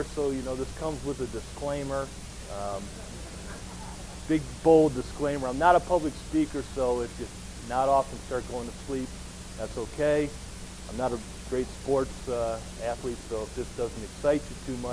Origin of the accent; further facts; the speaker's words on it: Oberlin, Ohio, United States; I grew up in Cleveland, Ohio. I actually grew up in a little town called Oberlin, which is just west of Cleveland